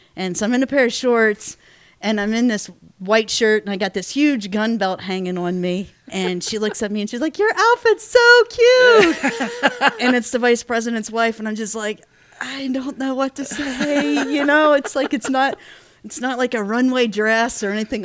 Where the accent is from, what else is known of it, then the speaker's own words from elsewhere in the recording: Pennsylvania, United States; moved away as an adult; I was born and raised in Pennsylvania, hence the Steelers fan